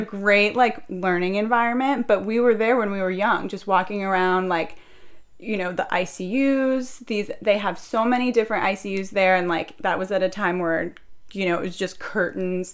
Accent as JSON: {"language": "English", "area": "Orange County", "region": "California", "country": "United States", "tie": "born or raised there", "said": "I'm 29 years old. I was born and raised in Orange County"}